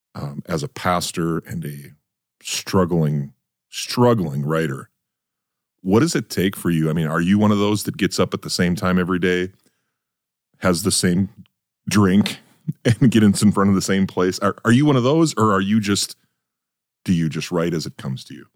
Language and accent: English; North Dakota, United States; moved away; I grew up in North Dakota